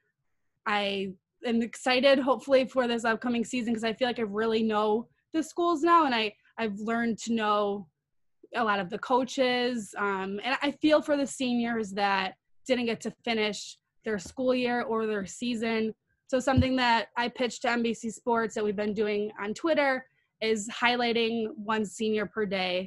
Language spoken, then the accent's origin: English; Chicago, Illinois, United States; we are from Chicago